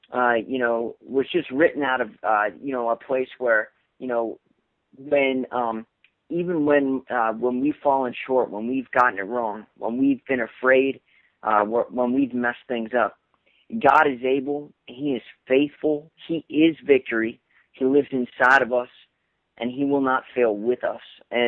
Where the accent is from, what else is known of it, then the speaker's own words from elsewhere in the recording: Bremerton, Washington, United States; So I was born in Washington State, and my mom, and I'll explain this a little bit, but my stepfather, they're both in the Navy. And so I lived in a little town outside of, Seattle. It was called Bremerton.